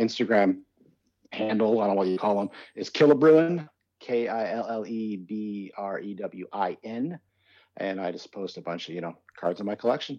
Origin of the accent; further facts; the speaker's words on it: Idaho, and Washington State, Pacific Northwest, United States; even though we're from the Pacific Northwest, Idaho, and Washington State.